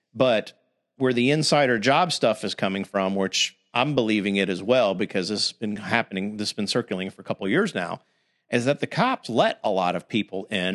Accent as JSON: {"language": "English", "region": "Florida", "country": "United States", "tie": "born or raised there"}